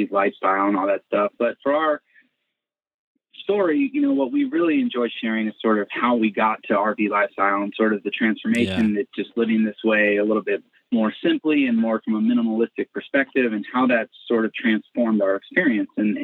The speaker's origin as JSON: {"language": "English", "town": "Colorado Springs", "region": "Colorado", "country": "United States", "tie": "born or raised there", "said": "I grew up in Colorado Springs, Colorado, okay. in a Christian home"}